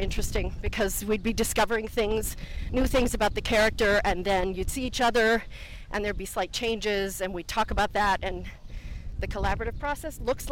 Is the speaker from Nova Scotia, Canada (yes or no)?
yes; Cape Breton Island, Nova Scotia, Canada; moved away as an adult; now in Dunedin, New Zealand; I am from Canada, from the east coast of Canada, from a little island called Cape Breton Island.